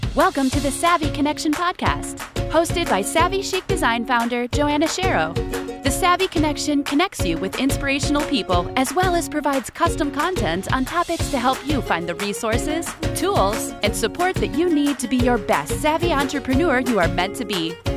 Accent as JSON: {"language": "English", "town": "Owensboro", "region": "Kentucky", "country": "United States", "said": "I'm originally from Owensboro, Kentucky. So that's Western Kentucky, but Kentucky has always been my home"}